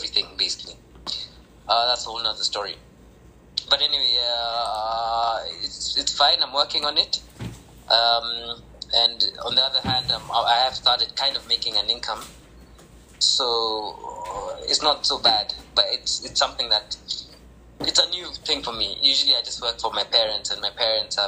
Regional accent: Kenya; I'm from Kenya

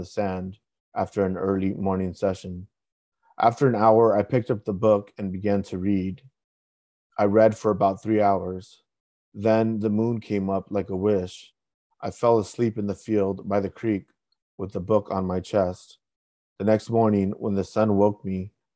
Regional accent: Northern Orange County, California, United States; I grew up originally in Northern Orange County

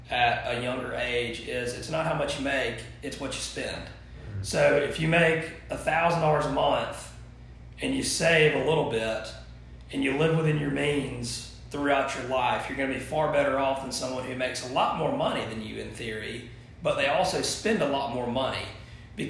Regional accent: Thomasville, Georgia, United States; I born and raised in Thomasville, graduated from Thomas County Central in 2008

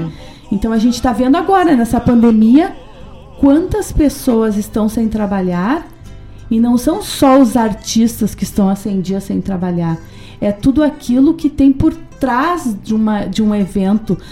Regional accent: Paraná, Brazil; moved away; also born or lived in Rio Grande do Sul; sou paranaense, sou paranaense mais gaúcha

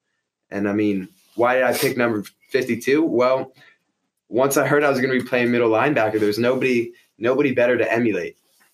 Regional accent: Baltimore, Maryland, United States; growing up in Baltimore

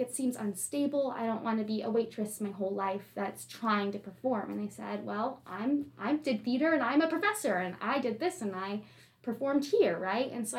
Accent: Dayton, Ohio, United States; moved away as an adult; now in High Point, United States; I'm from Dayton, Ohio

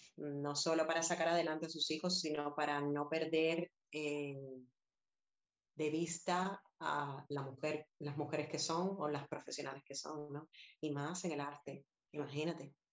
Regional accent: Havana, Cuba; now in Madrid, Spain; sé que soy cubana y he nacido allí, pero si me dices, ¿dónde es tu hogar? Pues evidentemente hace 22 años que vivo aquí y me conozco más esta ciudad que La Habana, que fue donde, donde yo nací

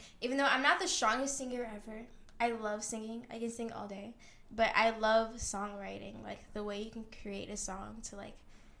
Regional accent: Birmingham, Alabama, United States; I'm from Alabama, Birmingham, Alabama.

